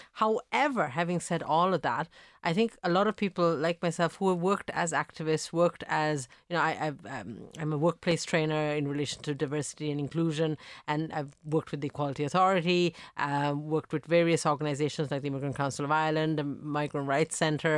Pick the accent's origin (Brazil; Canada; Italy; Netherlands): Italy; I am I grew up in Italy. I was born mm-hmm. in Italy to Sri Lankan parents. So I had this experience of already growing up in a country that sadly now has a lot of racial attacks.